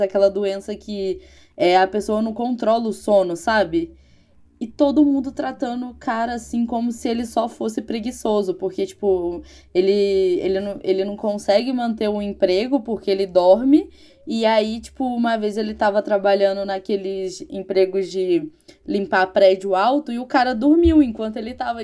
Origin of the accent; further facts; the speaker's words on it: Rio de Janeiro, Brazil; eu sou carioca